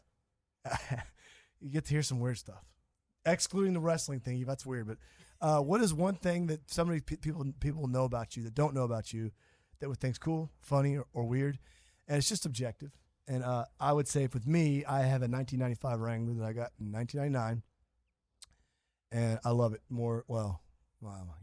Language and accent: English; St. Louis, Missouri, United States; moved away; also born or lived in Kansas City; I grew up in St. Louis.